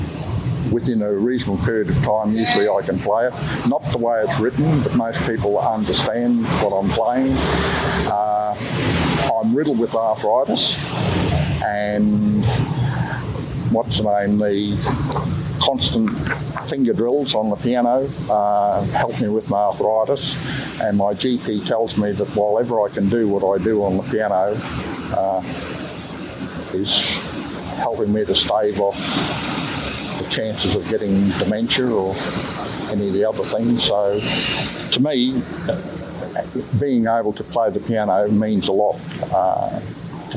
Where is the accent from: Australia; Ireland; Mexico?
Australia; Mackay, Queensland; now in Bundaberg, Australia; I'm originally from Mackay.